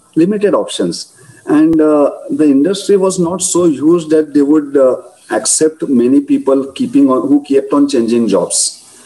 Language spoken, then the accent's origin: English; Belgaum, Karnataka, India; My Belgaum is my hometown.